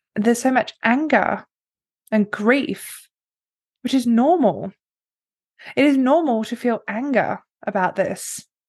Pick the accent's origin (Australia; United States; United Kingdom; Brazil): United Kingdom; England; I was born in England, the middle class family.